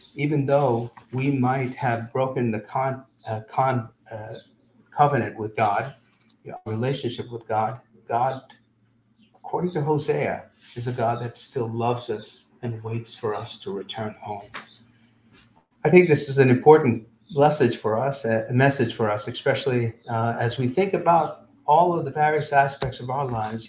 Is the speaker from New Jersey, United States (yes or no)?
yes; Teaneck, New Jersey, United States; growing up in Teaneck, New Jersey